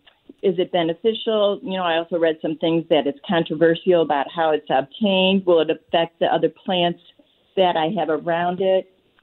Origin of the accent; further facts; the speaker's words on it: St. Louis, Missouri, United States; growing up in South St. Louis